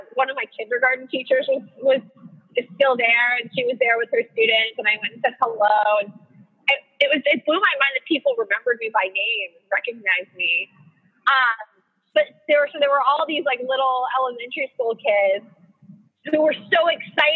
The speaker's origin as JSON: {"language": "English", "town": "New York City", "region": "New York", "country": "United States", "tie": "born or raised there", "said": "I grew up in Manhattan"}